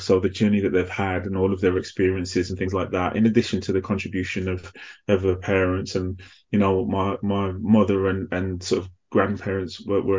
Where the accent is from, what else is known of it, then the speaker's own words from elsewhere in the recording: Midlands, United Kingdom; accent: mixed; also born or lived in Manchester; now in London, United Kingdom; But for the majority of my life, I grew up in the Midlands, hence the kind of mixed accent. And then I moved to London after that.